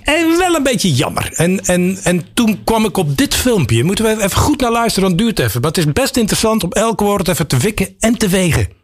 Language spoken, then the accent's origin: Dutch; Belgium; ik een Belg ben